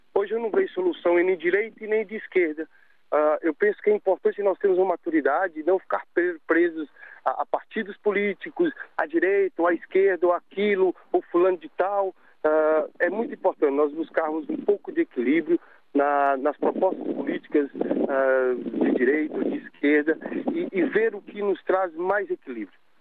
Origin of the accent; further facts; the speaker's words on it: Brazil; moved away as an adult; now in Portugal; eu sou brasileiro de nacionalidade, mas já estou cá há 21 anos